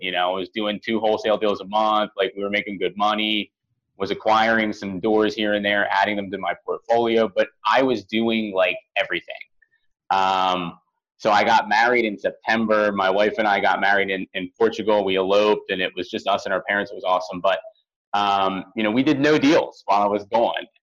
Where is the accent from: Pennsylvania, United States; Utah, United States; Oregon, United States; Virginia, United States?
Pennsylvania, United States; Philadelphia; I'm from Philadelphia originally